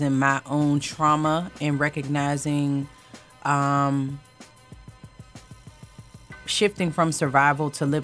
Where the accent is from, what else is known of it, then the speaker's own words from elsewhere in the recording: Pittsburgh, Pennsylvania, United States; moved away as an adult; also born or lived in DMV area (Washington, D.C. metropolitan area); now in Washington, D.C. area, United States; I am born and raised in Pittsburgh, Pennsylvania. I have been in the DMV area for approximately 11 years